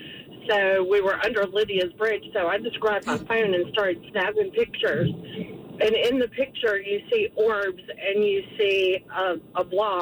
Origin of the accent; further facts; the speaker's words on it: Jamestown, North Carolina, United States; I grew up in Jamestown, and there's two bridges.